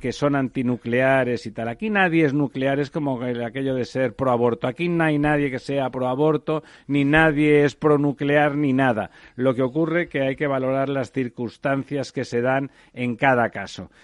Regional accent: Catalonia, Spain; yo soy catalán

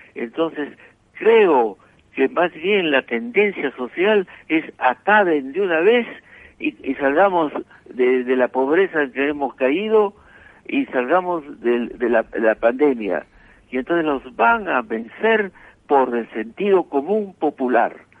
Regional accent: Abancay, Apurímac, Peru; moved away; nací en Abancay, cerca del Cusco, y mis parientes eran de ese lado

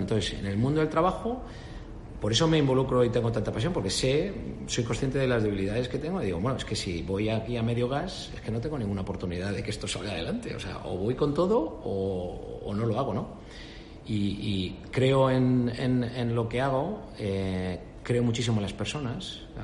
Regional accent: Spain; moved away as an adult; also born or lived in Canada; soy un español

